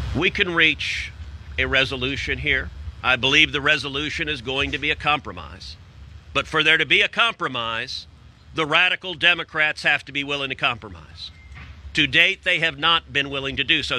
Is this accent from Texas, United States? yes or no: yes; Texas, United States; I'm from Texas